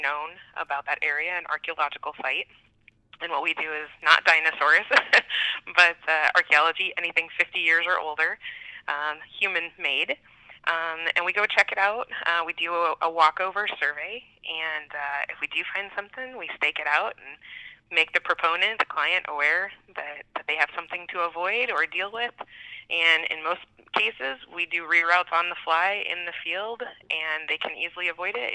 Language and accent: English; Iowa, United States; moved away as an adult; also born or lived in South Dakota / Nebraska; now in Bismarck, United States; Originally, I'm from Iowa.